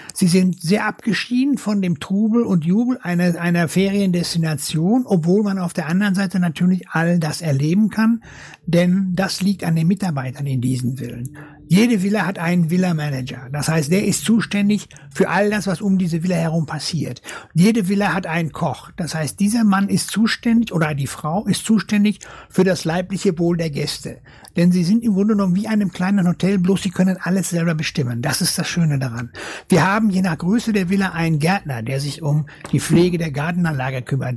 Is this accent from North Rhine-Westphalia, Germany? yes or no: yes; North Rhine-Westphalia, Germany; also born or lived in Dortmund; ich komme aus Westfalen.